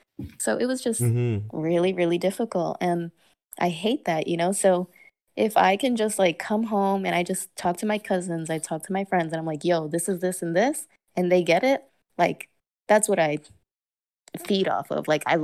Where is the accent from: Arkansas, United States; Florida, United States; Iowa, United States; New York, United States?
New York, United States; Like, I'm from New York, first of all. Like, that, I think, speaks for itself. Like, I'm a very New Yorker.